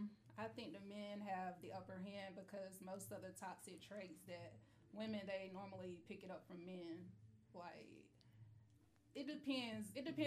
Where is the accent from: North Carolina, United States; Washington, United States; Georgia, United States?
North Carolina, United States; now in Atlanta, United States; I'm from North Carolina. I've been living here going on 8 years.